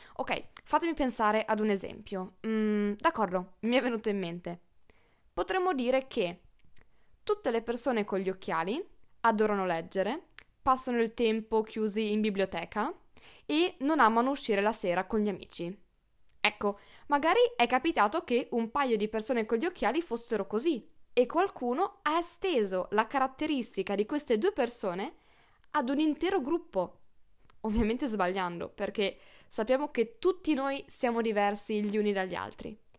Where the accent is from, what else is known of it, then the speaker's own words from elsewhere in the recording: northern Italy, Italy; io sono una polentona